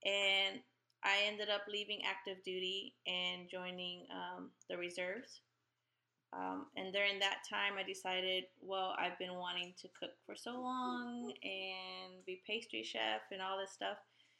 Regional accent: Chicago, Illinois, United States; moved away as an adult; also born or lived in Okinawa, Japan / North Carolina; now in Kansas, United States; I am born and raised in Chicago. I am from a Puerto Rican family.

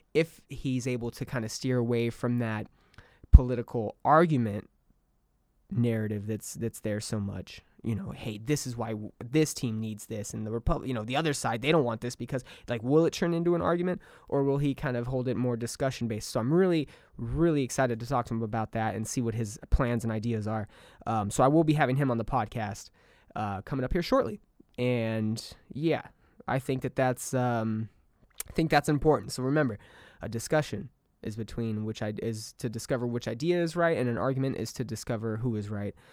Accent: Southern California, United States; moved away as an adult; now in Austin, Texas, United States; the desert will always hold a special place for me. It will always be home. It will always be my stomping grounds

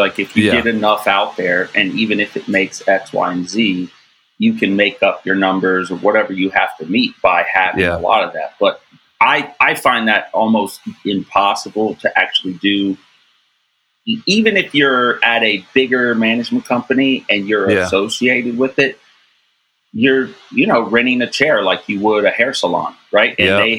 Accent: Cincinnati, Ohio, United States; oh, I'm in Columbus from Cincinnati. Yeah, it's only a couple hour drive, but it's a whole set of people.

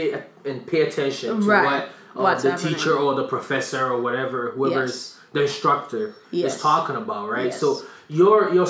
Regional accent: Ghana; I'm from Ghana

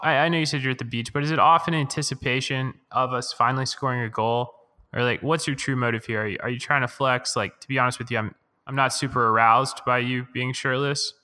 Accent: United States; as an American and as a, as a fan of the men's national team

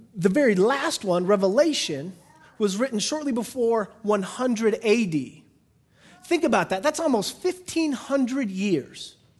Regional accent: United States; I'm an American.

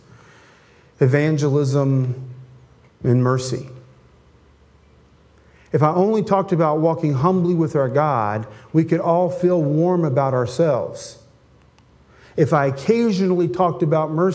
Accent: Appalachia, United States; I'm an Appalachian American

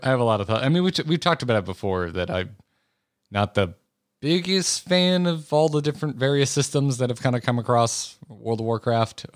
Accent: United States; also born or lived in California; an American who the only other state I've ever lived in is California

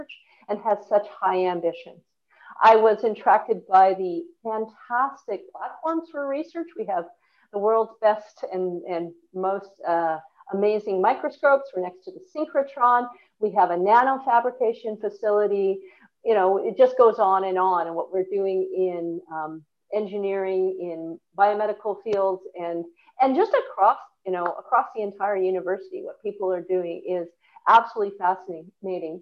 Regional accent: Vancouver, British Columbia, Canada; moved away as an adult; now in Melbourne, Australia; as a Canadian coming from a very diverse and multicultural city in Vancouver

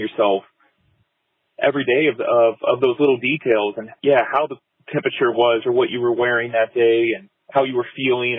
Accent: Fort Lauderdale, Miami area, South Florida, United States; moved away as an adult; now in Asheville, United States; I grew up in South Florida in the Fort Lauderdale, Miami area. And I live in Asheville now

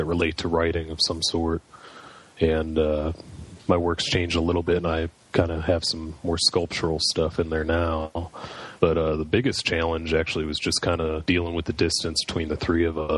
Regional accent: Chicago, Illinois, United States; moved away as an adult; also born or lived in Carbondale, Illinois; now in Tulsa, United States; I work out of Tulsa, Oklahoma, but I'm originally from Chicago area.

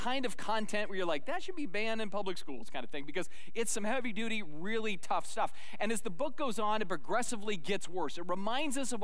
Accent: Sedona, Arizona, United States; when I was a little boy growing up in Sedona, Arizona

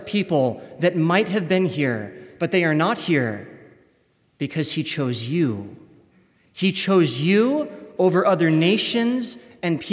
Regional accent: United States; As an American

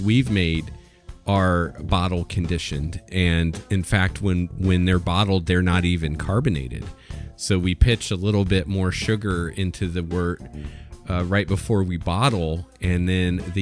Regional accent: Indiana, United States; moved away as an adult; also born or lived in Seattle; I'm from Indiana originally

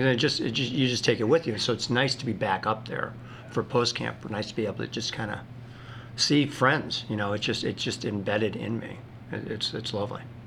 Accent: Northfield, Illinois, United States; I was a competitive kid growing up in Northfield

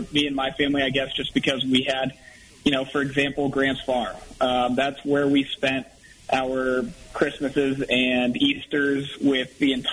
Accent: St. Louis, Missouri, United States; moved away as an adult; now in Colorado, United States; I grew up in St. Louis, Missouri

